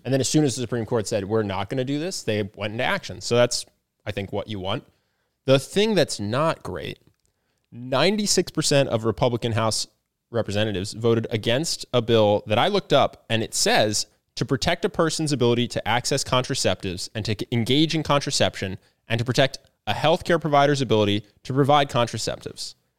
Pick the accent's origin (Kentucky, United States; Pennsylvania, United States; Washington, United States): Pennsylvania, United States; growing up in Pennsylvania.